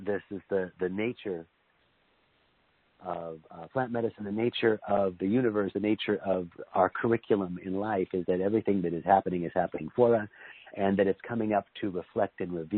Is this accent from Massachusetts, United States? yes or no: no; Tucson, Arizona, United States; I was born and raised in Tucson, Arizona, my parents are immigrants from Lebanon